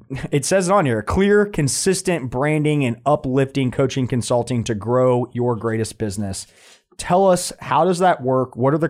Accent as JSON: {"language": "English", "town": "Winter Park", "region": "Florida", "country": "United States", "tie": "born there", "said": "I was born in Winter Park, Florida. My parents were characters at Walt Disney World."}